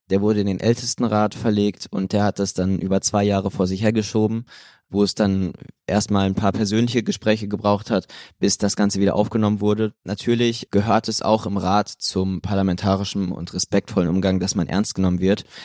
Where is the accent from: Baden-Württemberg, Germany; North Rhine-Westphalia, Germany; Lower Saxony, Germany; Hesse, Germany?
North Rhine-Westphalia, Germany; Münster; Ich komme auch aus Münster